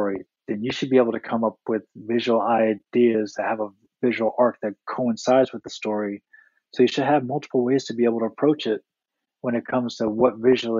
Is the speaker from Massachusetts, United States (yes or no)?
yes; Boston, Massachusetts, United States; moved away; I'm originally from Boston